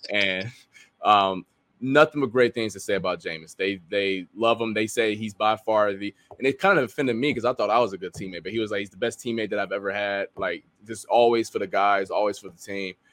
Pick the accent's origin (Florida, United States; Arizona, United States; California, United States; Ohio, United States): Ohio, United States; I'm from Ohio